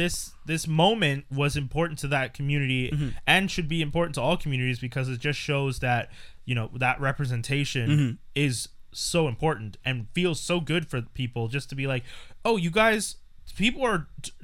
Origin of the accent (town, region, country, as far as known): Canada